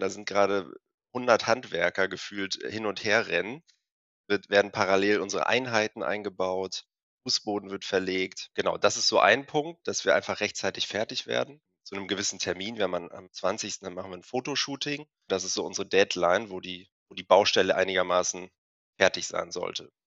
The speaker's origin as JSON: {"language": "German", "region": "Hamburg", "country": "Germany", "also_born_or_lived": "Freiburg / Bremen", "said": "wir kommen beide aus Hamburg"}